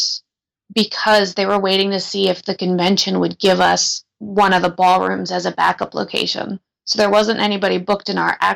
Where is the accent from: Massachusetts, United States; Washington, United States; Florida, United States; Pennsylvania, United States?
Pennsylvania, United States; Philadelphia; my family, since we're from the Philadelphia area